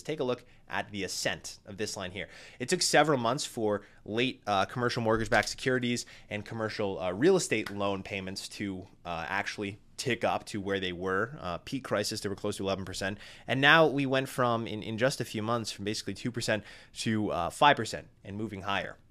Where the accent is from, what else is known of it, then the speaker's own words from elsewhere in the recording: New England, United States; my small New England hometown